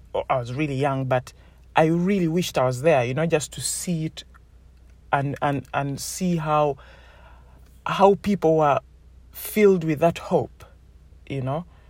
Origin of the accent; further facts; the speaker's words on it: Uganda; moved away; I come from Uganda